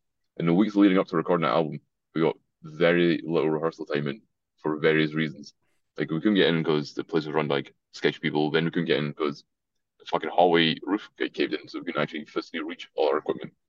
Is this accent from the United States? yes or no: no; Scotland, United Kingdom; accent: Scottish; as far as Scottish accents go as well, I have a pretty weird one because my family's, like, Irish, so it's a bit of a weird mix. Like, other people in Scotland think I sound like American.